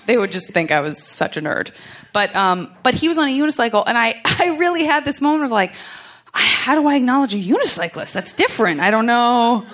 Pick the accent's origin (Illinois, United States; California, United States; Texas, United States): California, United States; Los Angeles; Listen, I'm from Los Angeles. We don't have a lot of parks and stuff.